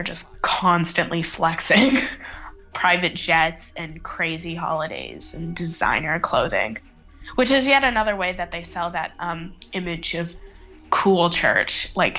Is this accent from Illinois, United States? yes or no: no; Austin, Texas, United States; moved away as an adult; now in Edinburgh, United Kingdom; I'm an American. I'm from Austin, Texas. But I live in Edinburgh, Scotland, to go to university here. I'm a third-year law student.